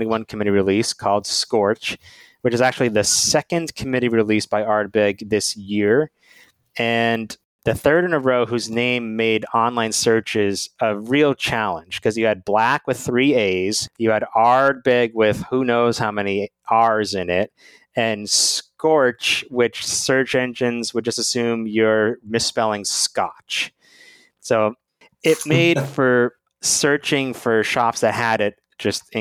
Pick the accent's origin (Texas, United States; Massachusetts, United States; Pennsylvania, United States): Massachusetts, United States; now in Washington, D.C., United States; my home state of Massachusetts